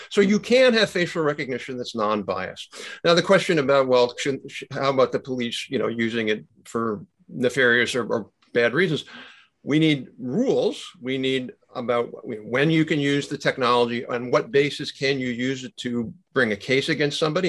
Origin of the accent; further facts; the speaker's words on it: United States; I'm proud of being an American